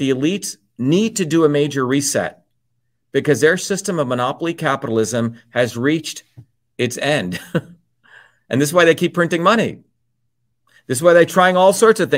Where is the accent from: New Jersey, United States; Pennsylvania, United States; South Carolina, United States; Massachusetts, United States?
New Jersey, United States; also born or lived in India; growing up in New Jersey, working class kid